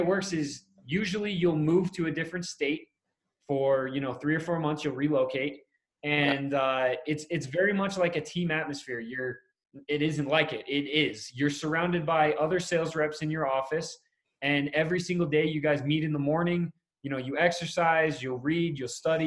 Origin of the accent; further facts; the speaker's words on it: Middletown, New York, United States; moved away as an adult; I grew up in New York. I grew up in Middletown, New York, Orange County. So I lived there till I was 18, graduated high school.